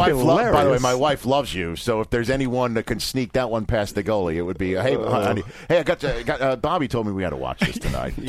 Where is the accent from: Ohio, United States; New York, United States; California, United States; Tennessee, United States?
New York, United States; being a New Yorker